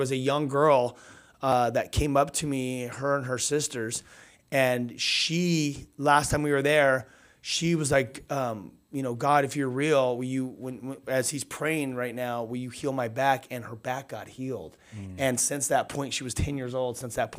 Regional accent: Southern California, United States; I'm used to the beach, right? We're from SoCal. We put our feet in the sand.

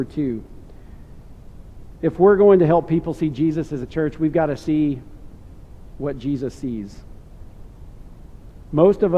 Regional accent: York, Nebraska, United States; I grew up in Nebraska. I went to a high school called York

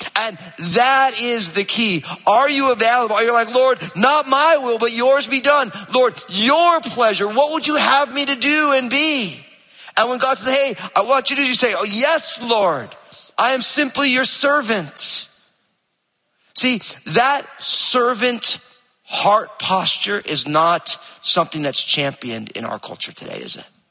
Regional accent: New Jersey, United States; I'm from New Jersey

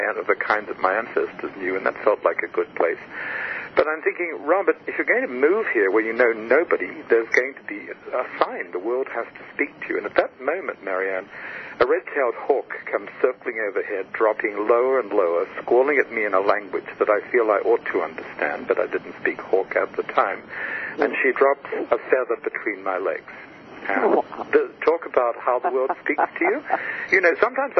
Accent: Australia; moved away as an adult; I was born in Australia

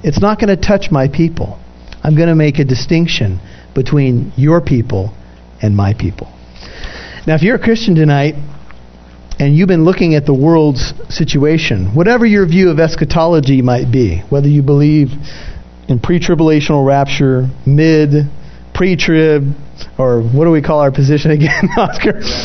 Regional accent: United States; I'm an American

